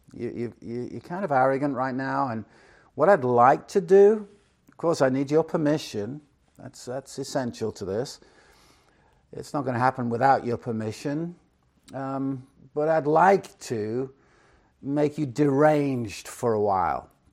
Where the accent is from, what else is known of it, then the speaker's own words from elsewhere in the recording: Chester, North West England, United Kingdom; now in Phoenix, United States; originally, as you might know, I'm from England, Chester, England to be precise.